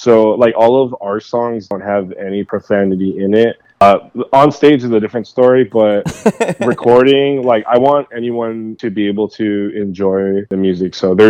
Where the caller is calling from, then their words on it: San Jose, California, United States; I'm in beautiful San Jose, California, the best city in the United States, man.